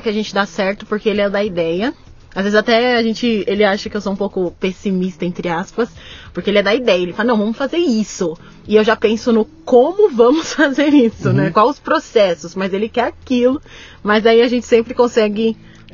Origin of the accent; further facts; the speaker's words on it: São Paulo, Brazil; also born or lived in United States; eu nasci também no, no Capão Redondo